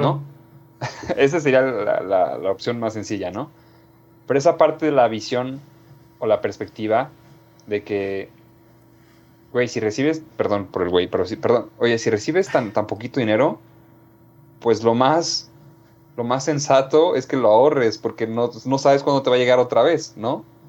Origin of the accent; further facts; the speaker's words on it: Mexico; nosotros como mexicanos